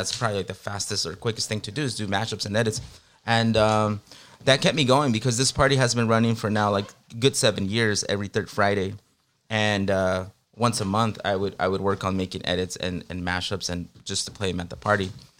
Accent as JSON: {"language": "English", "region": "Guerrero", "country": "Mexico", "said": "And around that time, we're from Guerrero. We're from Guerrero, Mexico."}